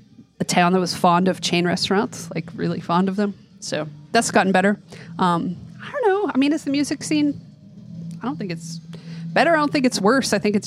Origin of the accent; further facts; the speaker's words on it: outside Denver, Colorado, United States; moved away as an adult; also born or lived in Hawaii / Durango, Colorado; now in Columbia, United States; so I'm from Colorado mostly, like I was born in Hawaii, grew up in outside Denver, went to college down in Durango, Colorado